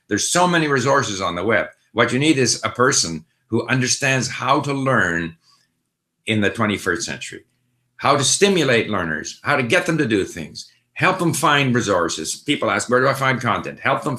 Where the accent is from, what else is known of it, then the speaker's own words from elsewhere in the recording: Peru; first language Spanish; English is a second language; Anyway, hello, I'm from Peru. I'm a Spanish native speaker and English is my second language.